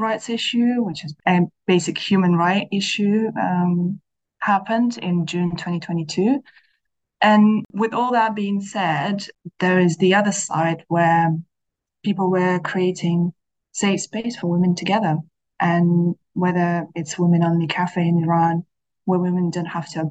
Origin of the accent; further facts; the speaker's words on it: Kazakhstan; moved away as an adult; now in London, United Kingdom; I'm originally from Kazakhstan and I have lived in the UK for almost 10 years now.